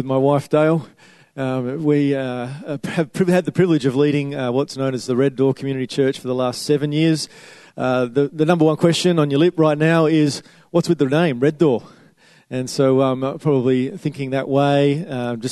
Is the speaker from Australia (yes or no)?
yes; Western Australia, Australia; I'm from Western Australia